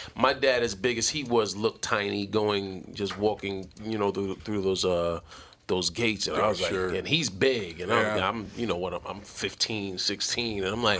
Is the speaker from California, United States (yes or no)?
no; Mount Vernon, New York, United States; I grew up in the Bronx in Mount Vernon.